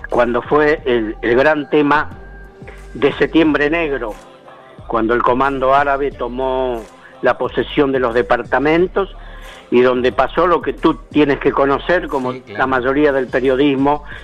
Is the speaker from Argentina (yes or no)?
yes; Chubut, Argentina